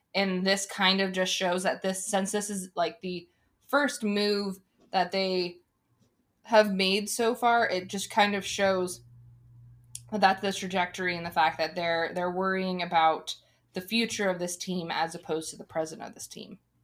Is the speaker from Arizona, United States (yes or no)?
yes; Arizona, United States; in Arizona, we ha, we're a state that has so many different people that have come from so many different places